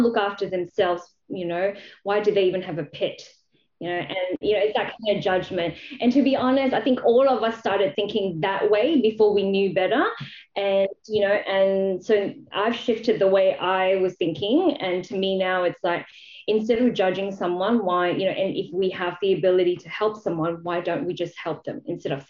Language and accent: English; Malaysia; moved away as an adult; now in Australia; I grew up in Malaysia. I came to Australia to actually study to be a vet